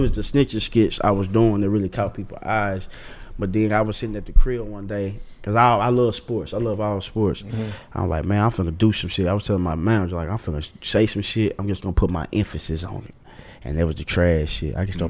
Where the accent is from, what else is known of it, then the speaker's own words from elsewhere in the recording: the South, United States; I'm from the South.